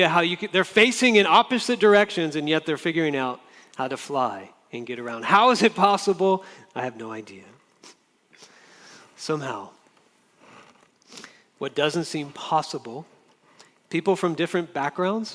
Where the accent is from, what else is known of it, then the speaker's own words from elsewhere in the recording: Jacksonville, Florida, United States; now in Orange, United States; In Florida, where I grew up in Jacksonville, Florida